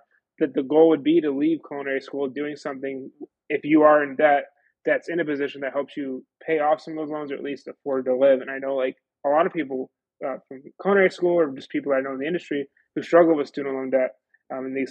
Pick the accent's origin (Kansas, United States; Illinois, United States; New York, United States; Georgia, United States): New York, United States; Buffalo; I'm from Buffalo, New York